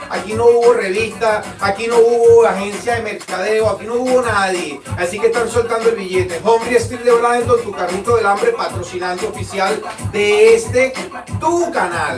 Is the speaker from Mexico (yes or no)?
no; Venezuela; now in Florida, United States; somos venezolanos, pero estamos en el corazón de la Florida